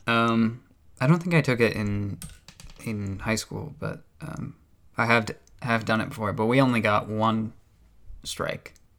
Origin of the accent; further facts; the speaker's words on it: United States; I'm the American here